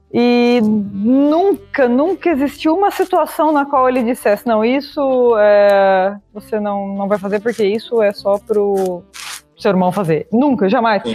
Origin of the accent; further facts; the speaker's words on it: Itápolis, São Paulo, Brazil; moved away as an adult; also born or lived in Hong Kong; now in Abu Dhabi, United Arab Emirates; eu sou natural do interior de São Paulo, de Itápolis